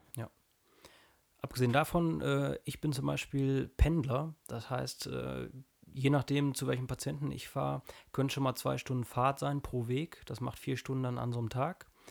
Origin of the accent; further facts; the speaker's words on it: North Rhine-Westphalia, Germany; ich komme aus Nordrhein-Westfalen